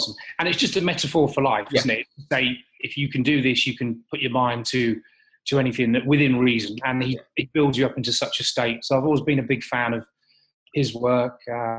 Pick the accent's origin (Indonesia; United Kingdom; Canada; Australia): United Kingdom; Marham, East of England; also born or lived in Lincoln; I was born in Lincoln, but my dad was in the RAF. So every 2 years up until the age of 14, when I went to boarding school, and my hometown, because we were stationed at a place called RAF Marham.